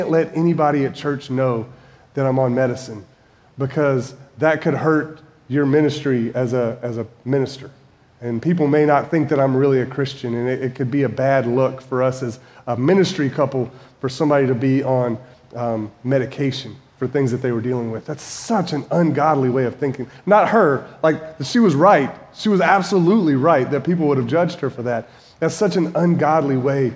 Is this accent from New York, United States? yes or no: no; Winston-Salem, North Carolina, United States; moved away as an adult; also born or lived in Indiana / Kentucky; My wife and I moved from Kentucky to Winston-Salem, which is my hometown, to start a church in 2009.